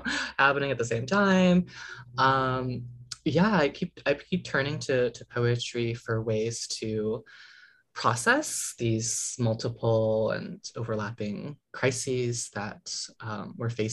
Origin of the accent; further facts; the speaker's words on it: New England, United States; growing up in, you know, New England